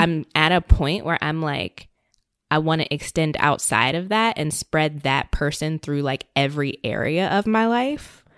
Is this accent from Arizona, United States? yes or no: no; Richmond, Virginia, United States; moved away as an adult; now in New York, United States; I'm originally from Richmond, Virginia, was living in Northern Virginia, I think, right before moving to New York.